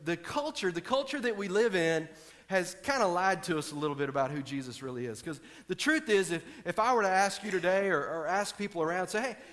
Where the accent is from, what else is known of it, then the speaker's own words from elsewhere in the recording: Texas, United States; I'm from Texas